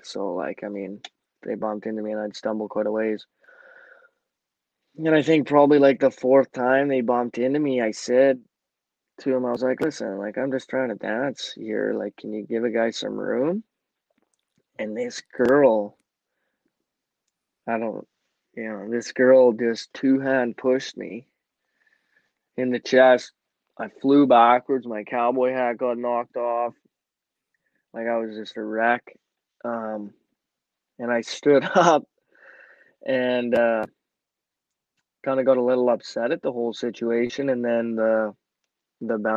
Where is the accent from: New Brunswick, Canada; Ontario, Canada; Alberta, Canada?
Alberta, Canada; small town about 130 km from Edmonton; my hometown, like where I'm actually from and where I went to school